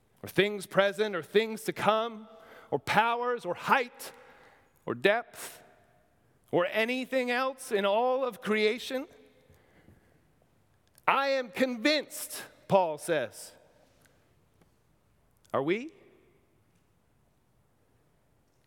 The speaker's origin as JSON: {"language": "English", "area": "near New Rochelle", "region": "New York", "country": "United States", "tie": "born or raised there", "said": "in New Rochelle, New York, near my hometown"}